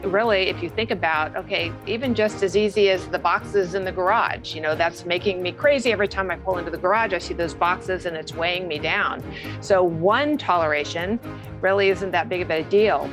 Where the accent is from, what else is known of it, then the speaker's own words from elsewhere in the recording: Orange County, California, United States; I grew up in Orange County, California